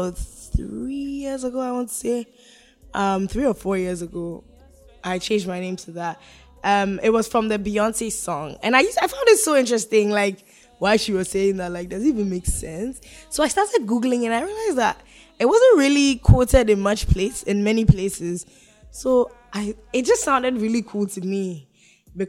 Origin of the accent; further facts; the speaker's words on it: Ghana; moved away; I grew up in Ghana